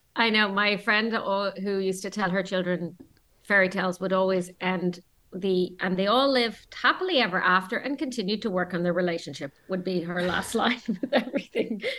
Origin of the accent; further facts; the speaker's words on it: Ireland; we're from Ireland